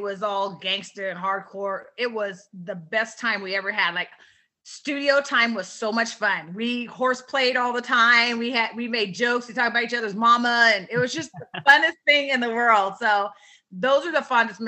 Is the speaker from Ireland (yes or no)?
no; Rialto, California, United States; we're from Rialto, California, in the Empire